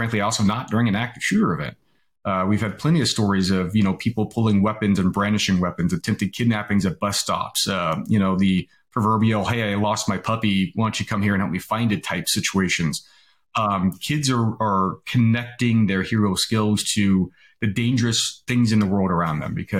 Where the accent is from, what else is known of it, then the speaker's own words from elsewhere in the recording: California, United States; I grew up in California